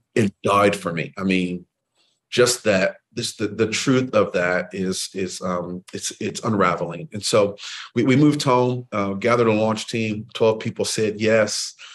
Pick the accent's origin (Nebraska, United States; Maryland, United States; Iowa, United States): Iowa, United States; Waterloo; I'm from Waterloo, actually, Waterloo, Iowa